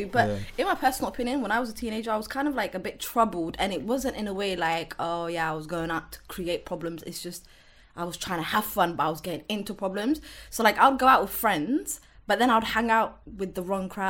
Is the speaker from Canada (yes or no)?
no; Wembley, London, United Kingdom; I grew up in Wembley.